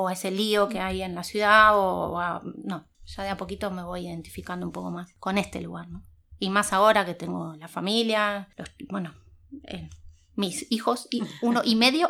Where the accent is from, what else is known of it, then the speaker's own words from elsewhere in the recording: Buenos Aires, Argentina; moved away as an adult; also born or lived in Spain; now in Germany; hace casi 20 años que me fui de Buenos Aires